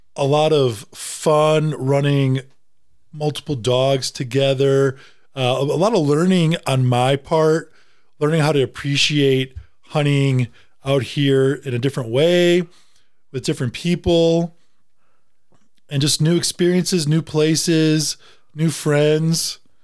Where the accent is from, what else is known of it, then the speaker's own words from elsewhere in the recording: Wisconsin, United States; moved away; also born or lived in Tennessee; I'm from Wisconsin